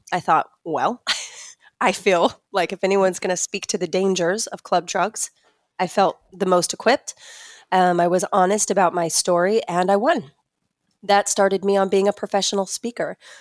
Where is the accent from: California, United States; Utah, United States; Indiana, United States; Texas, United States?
Utah, United States; I grew up in Utah, grew up Mormon